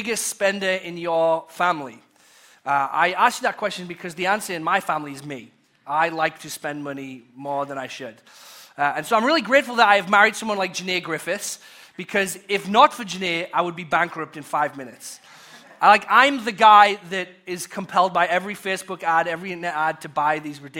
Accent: England, United Kingdom; now in United States; a pastor from once growing up in England

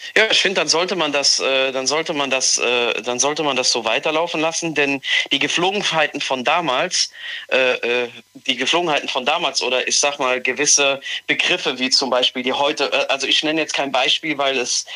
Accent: Mayen, Rhineland-Palatinate, Germany; ich komme aus Mayen

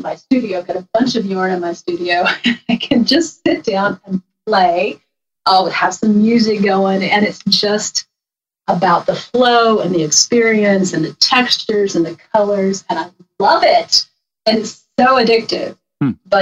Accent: Harrisonburg, Virginia, United States; I grew up in Harrisonburg, Virginia, in the Shenandoah Valley. And we are still here in the valley.

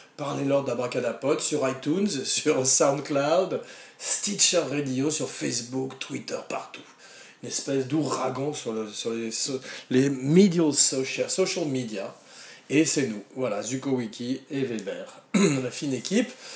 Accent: France; je suis français

